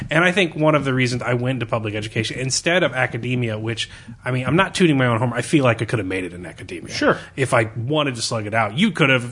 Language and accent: English; Missouri, United States; Born in Missouri, family raised in Missouri